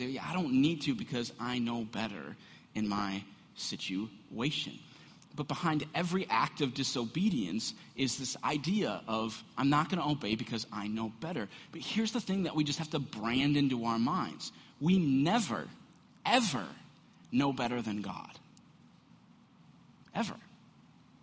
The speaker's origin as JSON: {"language": "English", "country": "United States", "said": "we do this all the time as American Christians"}